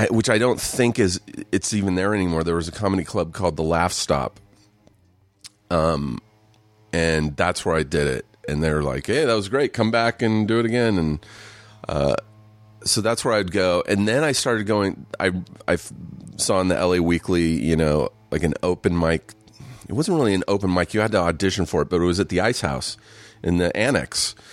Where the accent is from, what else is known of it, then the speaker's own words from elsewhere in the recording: Riverside, California, United States; Where'd you grow up? Riverside, just an hour east of.